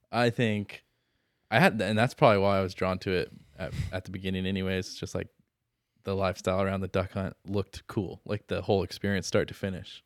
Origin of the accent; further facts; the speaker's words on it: Santa Maria, California, United States; I grew up in Santa Maria, so we do Santa Maria barbecue